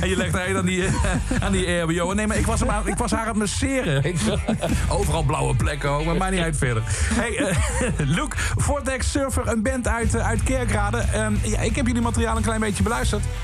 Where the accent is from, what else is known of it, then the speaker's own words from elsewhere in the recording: Limburg, Netherlands; Want ik kom, ik kom uit Limburg. Ik ben opgegroeid met uh, Pinkpop, met dat festival